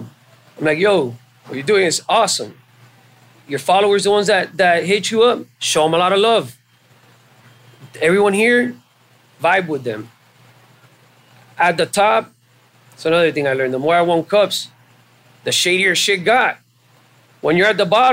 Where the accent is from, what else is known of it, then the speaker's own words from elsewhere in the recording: Hialeah, Florida, United States; moved away as an adult; also born or lived in Miami; I was raised in Hialeah. There's a lot of Cubans in Hialeah